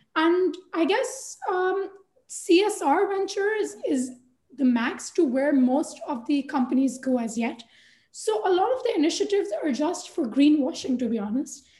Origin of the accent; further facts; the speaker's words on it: Pakistan; also born or lived in London, United Kingdom; now in Karachi, Pakistan; when I came back from London to work in Pakistan